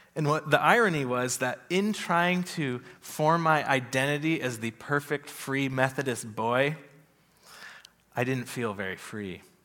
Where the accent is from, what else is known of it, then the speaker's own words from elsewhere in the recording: United States; we grew up in America in a free country with democracy